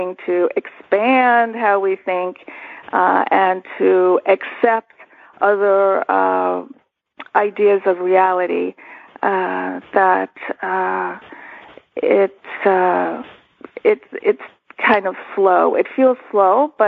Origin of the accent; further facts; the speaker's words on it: Washington, District of Columbia, United States; moved away as an adult; also born or lived in Istanbul, Turkey / Montreal, Canada / Capitol Hill, Washington, D.C.; now in North Carolina, United States; we came and we settled in the Washington, D.C. suburbs, which is where I did my growing up.